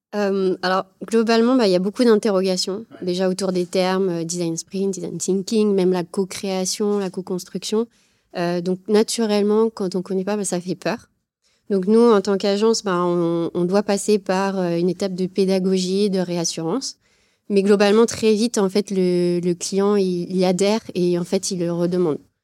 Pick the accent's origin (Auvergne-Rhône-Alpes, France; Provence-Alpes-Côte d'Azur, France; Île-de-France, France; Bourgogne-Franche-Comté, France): Auvergne-Rhône-Alpes, France; Saint-Étienne; je viens de Saint-Étienne